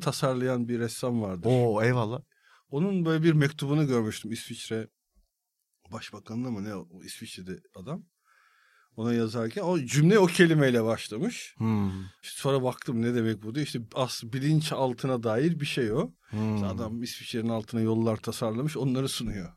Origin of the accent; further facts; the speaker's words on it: İzmit, Kocaeli, Turkey; İzmit'te e, işte büyüdüm.